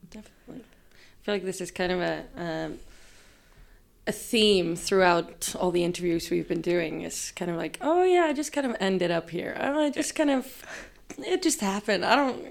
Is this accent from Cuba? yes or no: no; Reykjavik, Capital Region, Iceland; I grew up in Reykjavik